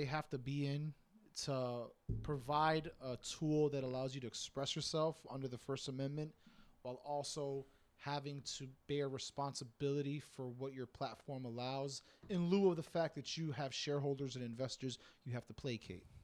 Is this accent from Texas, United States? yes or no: no; Miami, Florida, United States; I'm a Hispanic from Miami